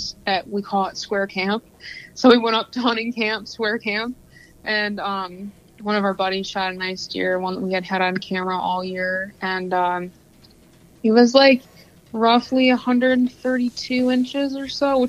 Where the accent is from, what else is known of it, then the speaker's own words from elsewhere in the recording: Metamora, Michigan, United States; also born or lived in Oxford, Michigan; now in Lapeer, United States; primarily I grew up in Metamora.